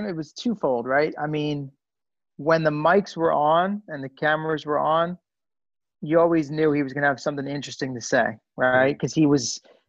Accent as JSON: {"language": "English", "region": "Northern Virginia", "country": "United States", "tie": "born or raised there", "also_born_or_lived": "Queens, New York", "said": "I was born in Queens. Most of my family's from Queens or the Bronx. My mom was born in the Bronx. Right. So we're original New Yorkers, but when I was 4, we moved to Northern Virginia"}